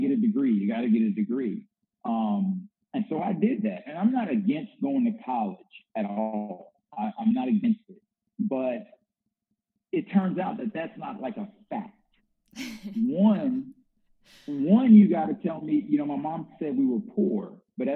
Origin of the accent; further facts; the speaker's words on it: the South, United States; also born or lived in Northwest US; now in Little Rock, United States; I'm an African-American male and I grew up in the South